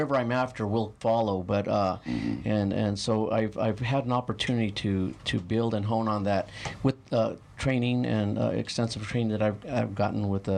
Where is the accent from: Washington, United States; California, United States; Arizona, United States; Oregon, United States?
Arizona, United States; San Manuel; It's a little town, just north of here, a little mining town.